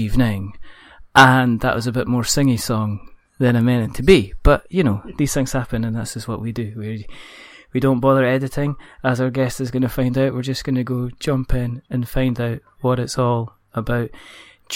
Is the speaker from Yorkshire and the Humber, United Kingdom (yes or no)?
no; Scotland, United Kingdom